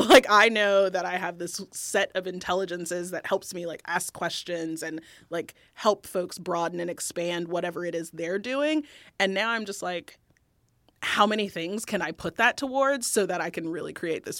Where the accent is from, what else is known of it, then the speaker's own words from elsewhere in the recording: the South, United States; I grew up in the South by most people's standards, fairly, like, economically underprivileged, I would think.